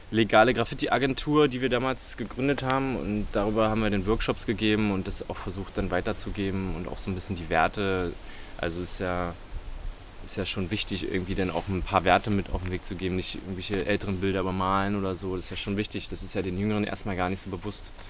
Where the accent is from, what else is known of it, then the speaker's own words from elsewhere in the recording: Magdeburg, Saxony-Anhalt, Germany; mein, wo ich aufgewachsen bin, Olvenstedt, also ich